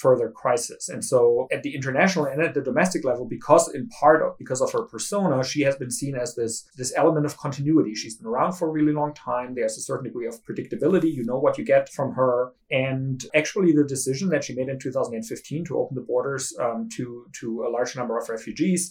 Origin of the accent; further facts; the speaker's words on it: Germany; I grew up in Germany, where Helmut Kohl became chancellor when I was a pretty small child